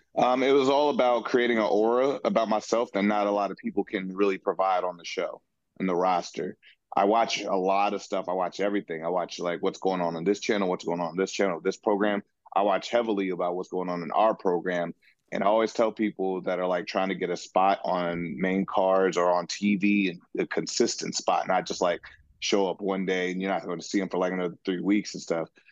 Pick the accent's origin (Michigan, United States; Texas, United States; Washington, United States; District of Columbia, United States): Washington, United States; Seattle; being in my hometown and my city